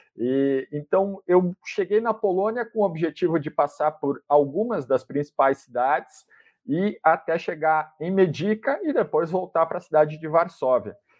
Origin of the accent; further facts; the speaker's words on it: Brazil; sou jornalista, sou brasileiro, não falo nada de ucraniano